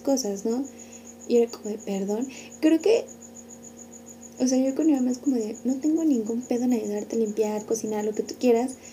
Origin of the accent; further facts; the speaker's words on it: San Luis Potosí, Mexico; somos de San Luis